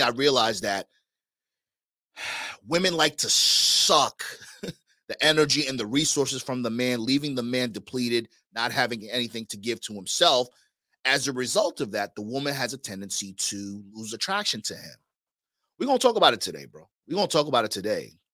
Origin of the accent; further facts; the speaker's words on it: New York, United States; moved away; I'm from New York originally